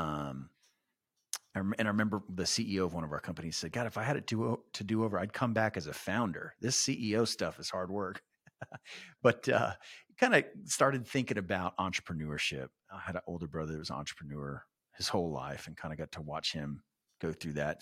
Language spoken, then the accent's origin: English; San Antonio, Texas, United States; I was born and raised in San Antonio.